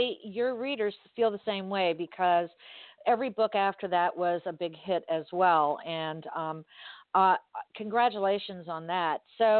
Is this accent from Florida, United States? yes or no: yes; Miami, Florida, United States; I grew up in Miami and there was a huge drug influence during the 70s and 80s.